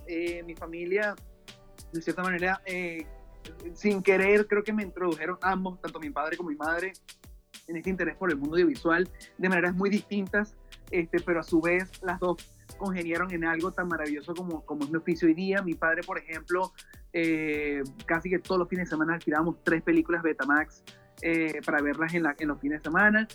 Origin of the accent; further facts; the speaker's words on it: Venezuela; soy venezolano, tengo 32 años de edad